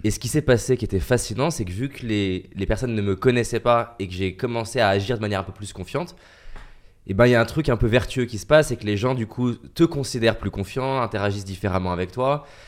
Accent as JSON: {"language": "French", "country": "France", "said": "Je suis un petit Français"}